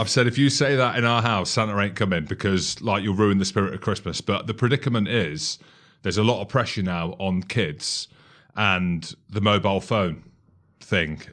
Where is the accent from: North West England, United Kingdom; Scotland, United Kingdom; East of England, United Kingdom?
Scotland, United Kingdom; I'm Scottish